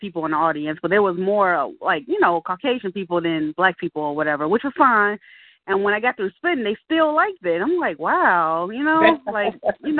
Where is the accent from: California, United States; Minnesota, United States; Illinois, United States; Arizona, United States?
Illinois, United States; Chicago; I'm from Chicago, Illinois. And I'm from the south side of Chicago, to be exact. And where we call it as the Wild Hundreds.